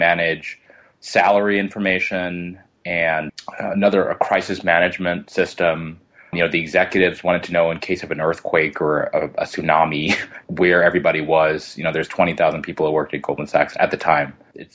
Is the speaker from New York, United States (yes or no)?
yes; New York City, New York, United States; also born or lived in White Plains, New York; I grew up in Queens